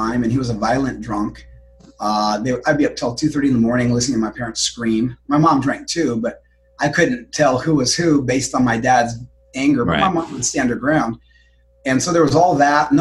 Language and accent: English; Denver, Colorado, United States; moved away as an adult; now in Florida, United States; Denver, Colorado.